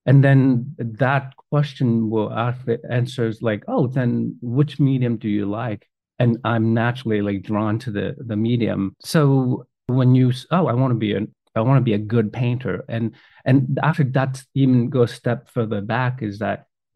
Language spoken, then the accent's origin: English; China; moved away; growing up in China, I did quite a bit of calligraphy growing up